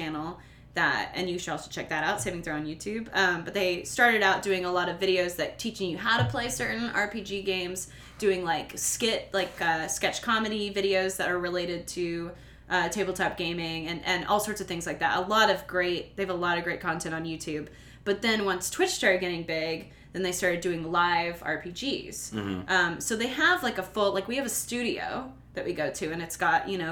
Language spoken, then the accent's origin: English; Midwest, United States; moved away; I'm from the Midwest.